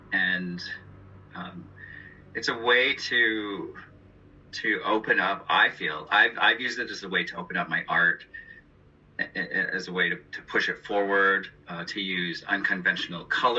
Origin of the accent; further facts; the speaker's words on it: Lil'wat Nation, British Columbia, Canada; moved away as an adult; now in New York, United States; I am from the Lheotlat Nation in British Columbia.